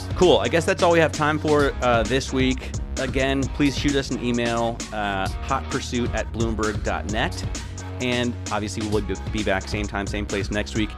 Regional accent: United States; I'm American

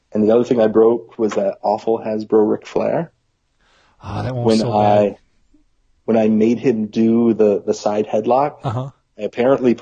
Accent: United States; I grew up near Canada

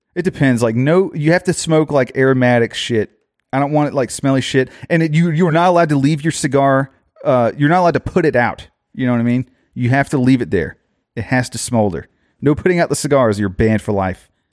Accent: Orlando, Florida, United States; I am from Orlando

